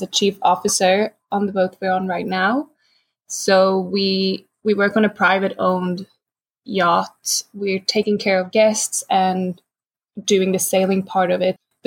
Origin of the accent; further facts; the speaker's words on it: Stockholm archipelago, Stockholm County, Sweden; moved away; I grew up in the Stockholm archipelago and I learned how to sail there